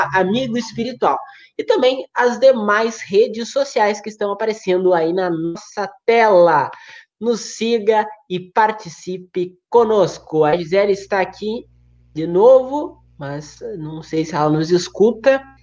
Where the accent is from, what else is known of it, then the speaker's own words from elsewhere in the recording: Uruguaiana, Rio Grande do Sul, Brazil; moved away; eu sou de Uruguaiana, mas não moro mais em Uruguaiana